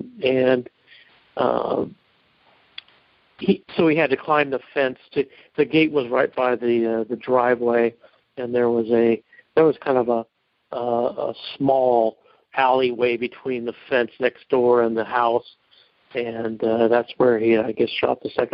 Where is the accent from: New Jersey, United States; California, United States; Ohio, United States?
California, United States; Rancho Cordova; I grew up in Rancho Cordova, California